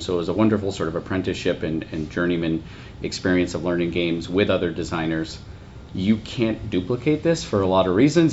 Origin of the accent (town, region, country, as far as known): United States